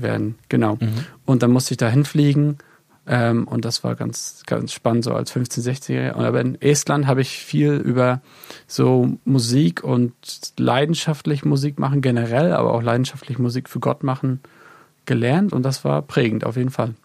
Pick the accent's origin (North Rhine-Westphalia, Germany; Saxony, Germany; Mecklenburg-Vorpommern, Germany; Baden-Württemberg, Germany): Mecklenburg-Vorpommern, Germany; Neubrandenburg; moved away as an adult; now in England; in Neubrandenburg, im wunderschönen Mecklenburg-Vorpommern, da wo ich auch herkomme